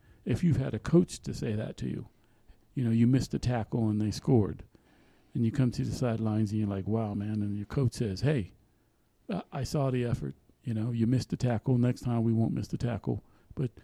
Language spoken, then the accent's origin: English; United States; we're from the United States.